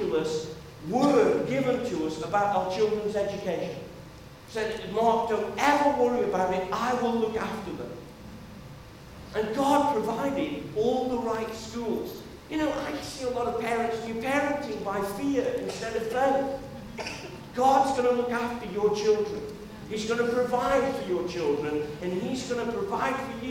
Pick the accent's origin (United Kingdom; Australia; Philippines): United Kingdom; as British people